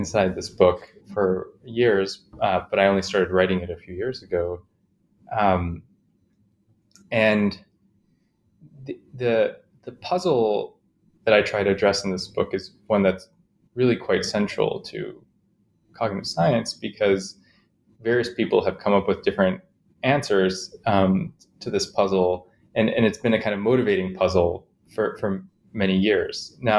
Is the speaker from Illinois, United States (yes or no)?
yes; Chicago, Illinois, United States; I grew up in Chicago, mostly, and I had a kind of interesting upbringing